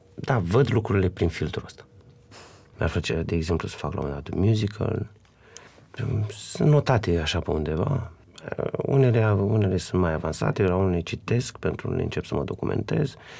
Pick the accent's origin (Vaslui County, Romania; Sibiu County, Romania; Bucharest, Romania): Vaslui County, Romania; Vaslui; sunt din Vaslui